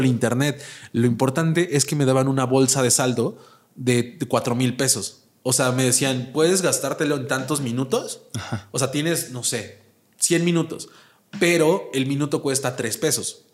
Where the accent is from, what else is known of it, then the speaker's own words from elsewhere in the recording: Puebla, Mexico; moved away as an adult; now in Mexico City, Mexico; yo que soy originario de Puebla